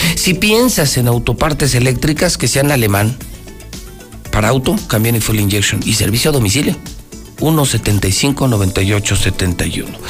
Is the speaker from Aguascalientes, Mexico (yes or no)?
yes; Aguascalientes, Mexico; la gente que sí nació en Aguascalientes, los que amamos Aguascalientes